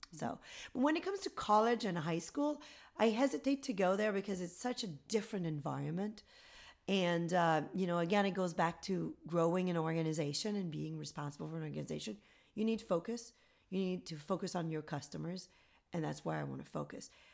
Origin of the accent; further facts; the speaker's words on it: Gatineau, Quebec, Canada; moved away as an adult; now in United States; I'm from a town called Gatineau near Ottawa, the capital. So a government town